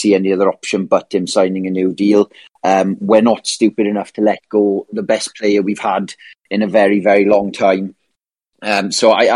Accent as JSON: {"language": "English", "region": "South Wales", "country": "United Kingdom", "said": "me being from South Wales, a lot of Man United fans in this area"}